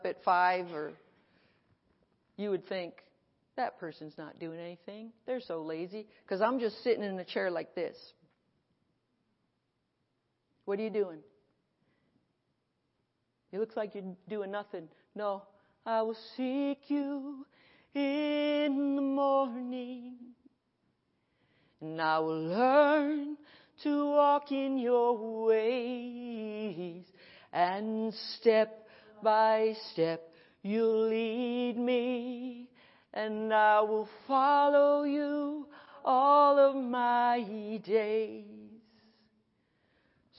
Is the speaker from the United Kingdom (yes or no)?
no; Connecticut, United States; I came from Connecticut. I'm Irish Catholic plus Baptist